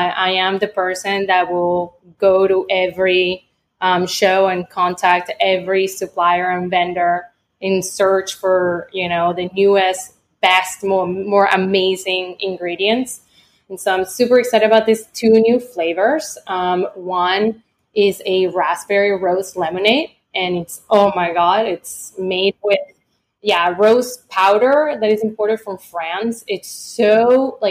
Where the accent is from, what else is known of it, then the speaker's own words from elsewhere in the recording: Venezuela; moved away; also born or lived in Florida; I grew up in Venezuela